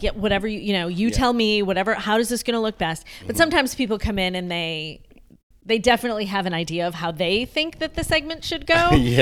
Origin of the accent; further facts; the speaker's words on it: outside of Syracuse, upstate New York, United States; also born or lived in Rochester, New York / Buffalo, New York / Fredonia, New York; now in Charlotte, United States; I grew up outside of Syracuse